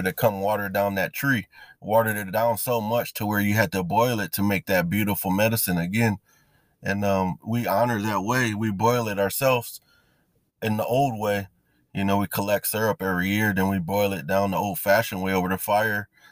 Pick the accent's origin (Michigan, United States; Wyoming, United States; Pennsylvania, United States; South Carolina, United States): Michigan, United States; Battle Creek; I am from, actually, it's um, Battle Creek